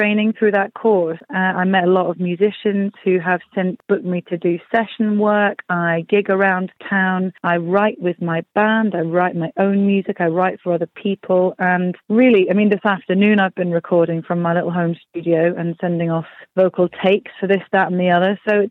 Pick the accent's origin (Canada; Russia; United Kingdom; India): United Kingdom; Scotland; also born or lived in Dorset / Wales; now in London, United Kingdom; I grew up in Scotland, and then my family moved down to the southwest, rural Dorset. And now I live in London, and I went to uni for a bit in Wales. So, really, except for Ireland, I've kind of a bit from everywhere.